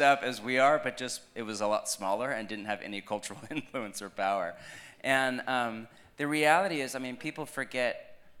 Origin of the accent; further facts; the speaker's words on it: United States; I'm American